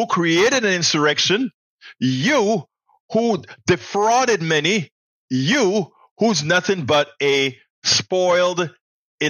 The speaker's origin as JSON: {"language": "English", "area": "Coco Solo", "region": "Colón", "country": "Panama", "tie": "born or raised there", "said": "the same hospital that I was born in, Cocosolo, on the canal zone in Panama, Provincia de Colón"}